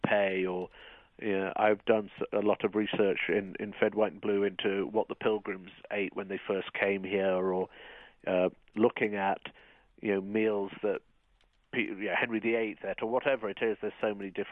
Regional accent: United Kingdom; moved away as an adult; now in United States

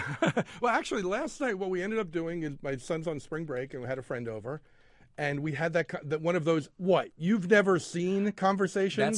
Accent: Philadelphia, Pennsylvania, United States; now in Indianapolis, United States; spent his formative years in the Philadelphia area

